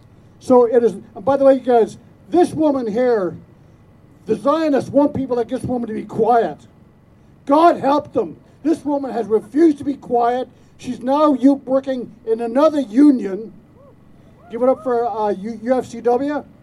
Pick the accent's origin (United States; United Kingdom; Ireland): Ireland; She's from India, and I'm an Irishman.